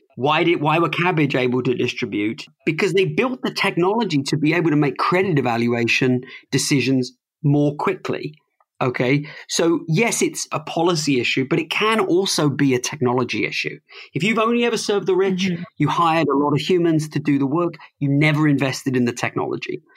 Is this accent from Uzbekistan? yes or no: no; United Kingdom; accent: plummy British; now in United States; I'm an immigrant. Uh, I've lived in America longer than I've lived anywhere else, but I never lost um, my plummy British accent